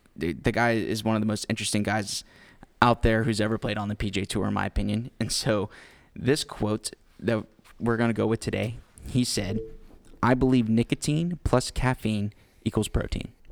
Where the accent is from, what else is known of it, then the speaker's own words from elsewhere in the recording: Houston, Texas, United States; we are from Houston. And since we're from Houston